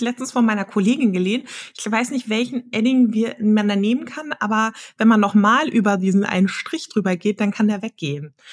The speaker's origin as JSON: {"language": "German", "region": "Hamburg", "country": "Germany", "tie": "born or raised there", "said": "ich komme aus Hamburg, gebürtig auch aus Hamburg"}